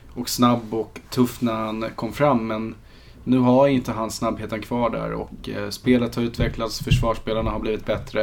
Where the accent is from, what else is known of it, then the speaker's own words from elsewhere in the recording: Sweden; för mig som svensk